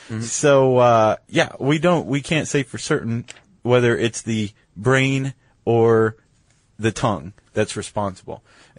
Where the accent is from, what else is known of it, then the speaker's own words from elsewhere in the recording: Ohio, United States; I'm from Ohio